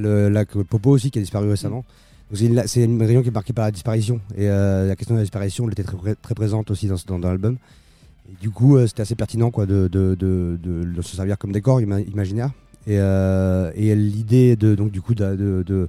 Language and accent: French; Bolivia; moved away; j'ai grandi en Bolivie